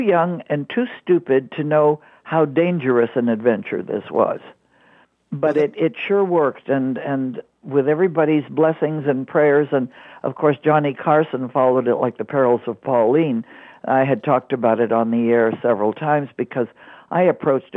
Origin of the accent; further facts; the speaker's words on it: Montreal, Quebec, Canada; I grew up in Montreal, Canada